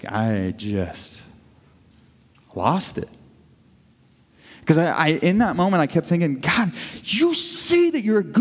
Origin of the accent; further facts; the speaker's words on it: Kirksville, Missouri, United States; growing up in Kirksville